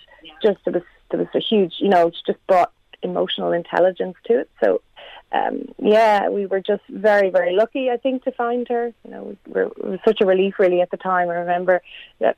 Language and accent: English; near Longwood, County Meath, Leinster, Ireland; I'm actually from Meath. I'm from near Longwood, County Meath, a town called Gilbertstown